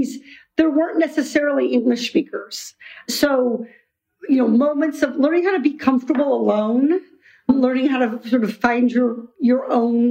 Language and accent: English; Iowa, United States; I grew up in Iowa, far from the ocean.